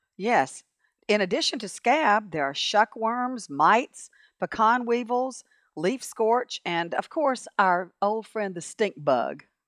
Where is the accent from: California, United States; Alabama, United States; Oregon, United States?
Alabama, United States; Montgomery; I grew up in Montgomery